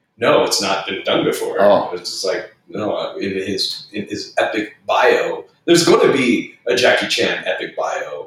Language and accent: English; Arvada, Colorado, United States; I grew up in Arvada, Colorado